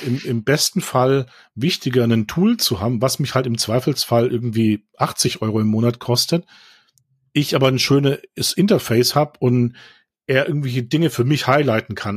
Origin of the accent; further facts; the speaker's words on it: Baden-Württemberg, Germany; ich komme ja aus Baden-Württemberg